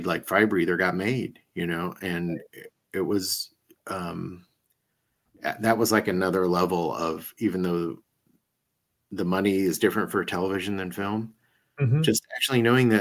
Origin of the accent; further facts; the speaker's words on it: Iowa, United States; I'm from Iowa